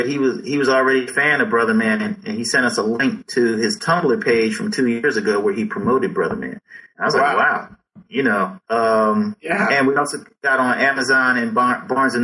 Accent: Philadelphia, Pennsylvania, United States; growing up in Philly

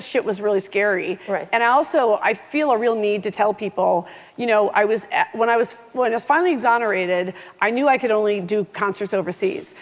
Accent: Oak Park, Illinois, United States; I'm from Oak Park, Illinois

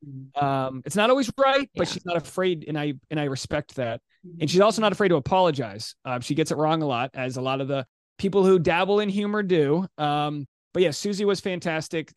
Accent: Rhode Island, United States; I'm from Rhode Island

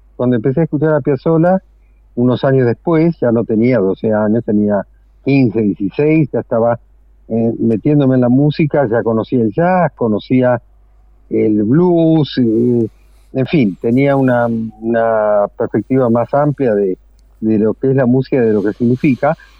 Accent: Buenos Aires, Argentina; moved away; Me nací en Villa Crespo, que es un ah. barrio absolutamente, digamos, eh, emblemático dentro de la historia del tango. Y, después eh, me mudé a Caballito

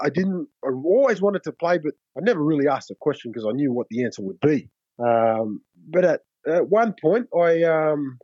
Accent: Logan, Queensland, Australia; also born or lived in Namatakula, Fiji; I grew up in Logan, which was good. Which is on the south side of Brisbane.

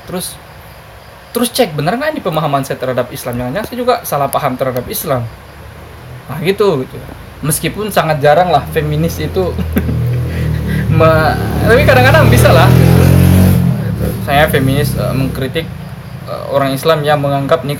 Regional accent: Indonesia; saya kayak gini di kampung saya dulu kayak gini kampung saya itu termasuk tentu. kampung yang sangat islami basisnya kahar muzakar tokoh kahar zakar kan

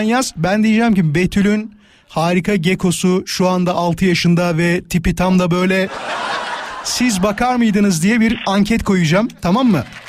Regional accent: İzmit, Kocaeli, Turkey

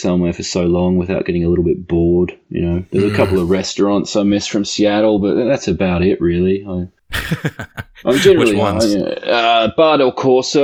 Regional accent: Tasmania, Australia; moved away as an adult; now in United States; I'm from Tasmania. So we're both like island boys from the Commonwealth.

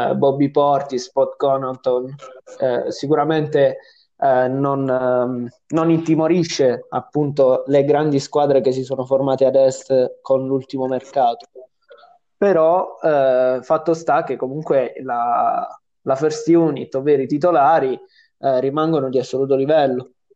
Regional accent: Apulia, Italy; siamo pugliesi

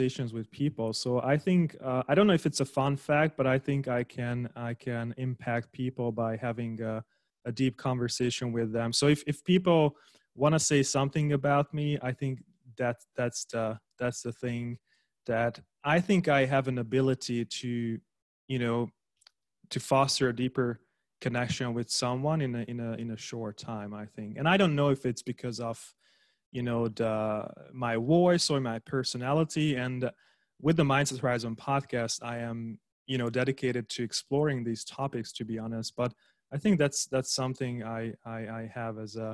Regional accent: Hungary; also born or lived in Budapest, Hungary / Germany / Austria; I was born in Hungary, but not in Budapest.

